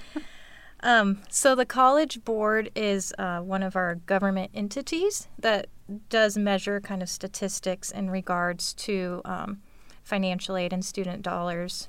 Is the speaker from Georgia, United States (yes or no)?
no; Auburn, Washington, United States; I'm actually from Auburn. Uh, grew up, moved here when I was five. Uh, grew up in the Auburn School District